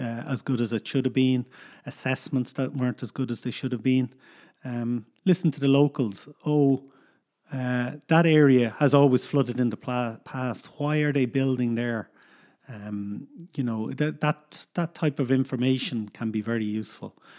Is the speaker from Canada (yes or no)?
no; Dublin, Leinster, Ireland; also born or lived in United States / Northern Ireland; now in Galway, Ireland; we grew up in Dublin in, uh, a housing estate in Dublin.